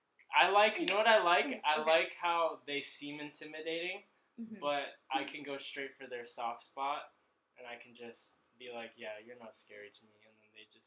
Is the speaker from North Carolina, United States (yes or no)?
no; Oceanside, California, United States; born or raised there